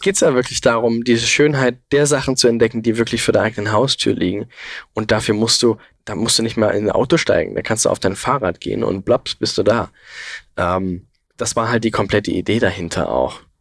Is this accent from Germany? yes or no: yes; Saxon Switzerland, Saxony, Germany; die sächsische Schweiz. Das ist halt einfach meine Heimat irgendwo und es ist sehr, sehr nah bei mir